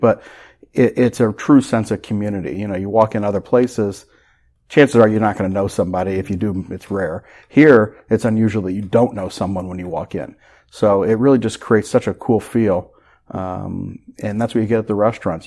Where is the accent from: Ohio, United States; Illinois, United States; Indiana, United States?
Indiana, United States; Carmel; when I grew up in Carmel, Carmel was twenty-five thousand people